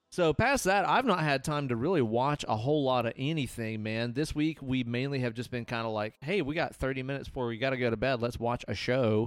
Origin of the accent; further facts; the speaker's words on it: Southeast, United States; growing up in the Southeast